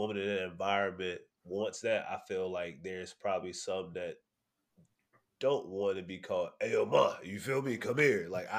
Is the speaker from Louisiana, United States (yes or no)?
no; South Florida, United States; I'm also from South Florida